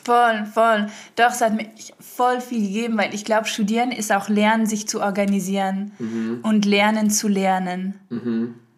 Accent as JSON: {"language": "German", "country": "France", "tie": "born or raised there", "also_born_or_lived": "Hamburg, Germany / Berlin, Germany", "moved": "yes", "lives_now": "Germany", "said": "meine Mama ist deutsch, mein Papa ist Holländer und ich bin in Frankreich groß geworden"}